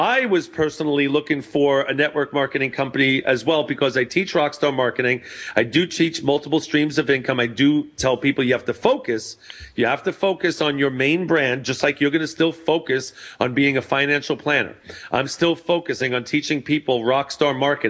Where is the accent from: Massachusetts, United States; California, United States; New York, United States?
New York, United States; also born or lived in Long Island, New York; now in Santa Clarita, United States; I'm a New York boy